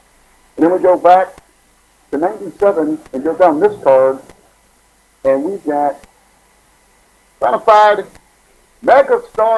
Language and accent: English; Cincinnati, Ohio, United States; We're both from Cincinnati, Ohio.